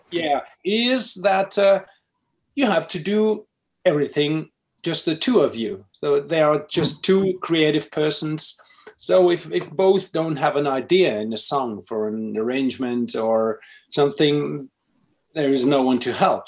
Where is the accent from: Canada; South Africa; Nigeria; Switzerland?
Switzerland; also born or lived in Finland; now in Basel, Switzerland; I'm Finnish, um, but I've grown up in Switzerland